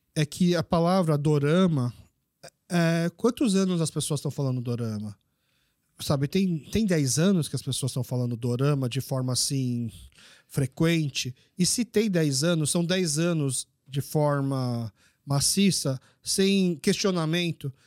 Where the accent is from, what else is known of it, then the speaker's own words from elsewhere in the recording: Brazil; sou brasileiro. Mas meus pais são coreanos